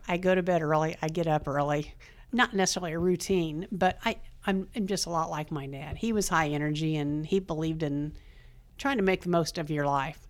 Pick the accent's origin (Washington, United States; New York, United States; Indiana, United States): Indiana, United States; East Germantown; moved away as an adult; now in Randolph County, United States; I grew up in Wayne County. Uh, grew up in a little town of East